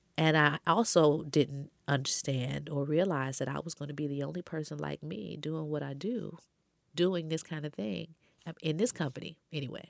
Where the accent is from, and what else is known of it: Chicago, Illinois, United States; born or raised there; moved away; also born or lived in Minneapolis